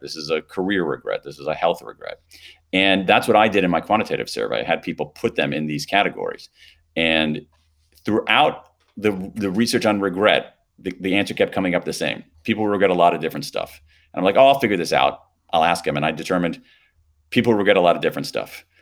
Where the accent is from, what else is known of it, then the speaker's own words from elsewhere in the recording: Columbus, Ohio, United States; I grew up in Columbus, Ohio